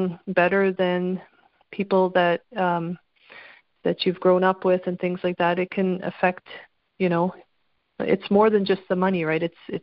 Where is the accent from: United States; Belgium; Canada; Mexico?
Canada; obviously I'm Canadian